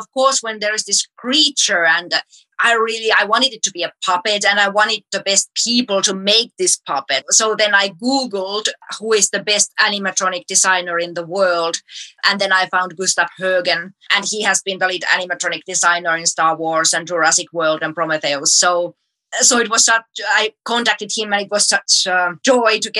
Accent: Finland; from Finland

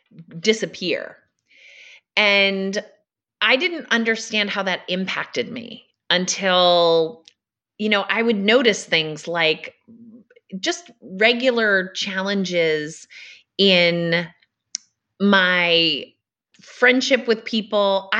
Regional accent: Massachusetts, United States; So I grew up in Massachusetts on a farm with five brothers and sisters.

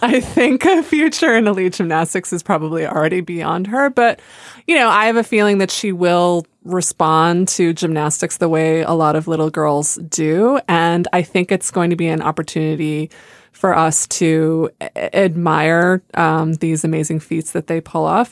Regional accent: United States; I grew up near the Canadian border

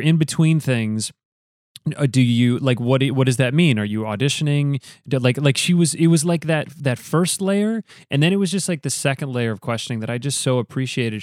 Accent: Grand Rapids, Michigan, United States; We grew up in Grand Rapids together doing theater, um, in high school

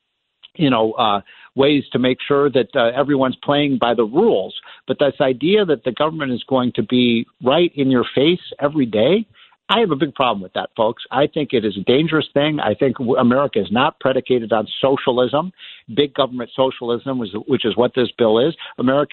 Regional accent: Illinois, United States; I'm from Illinois

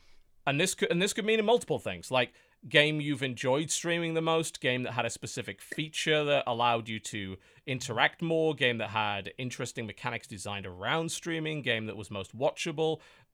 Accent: United Kingdom; and I'm a British lefty

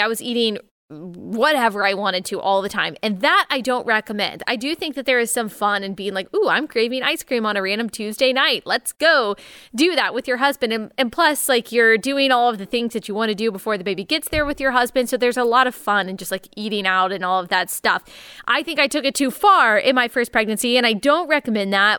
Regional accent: Texas, United States; born and raised in Texas, I'm a Tex-Mex girl

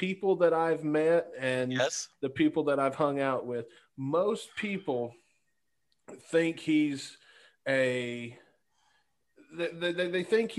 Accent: Tupelo, Mississippi, United States; also born or lived in Jefferson City, Missouri; I'm originally from Tupelo, Mississippi, by way of Jefferson City, Missouri.

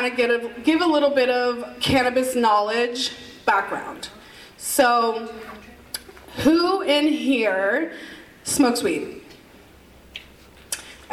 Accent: Pennsylvania, United States; also born or lived in Miami / Las Vegas; I'm from Pennsylvania

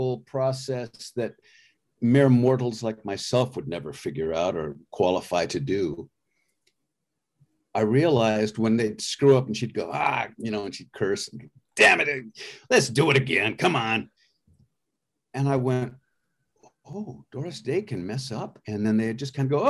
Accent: Avalon, California, United States; I grew up on Catalina Island off the coast of Los Angeles.

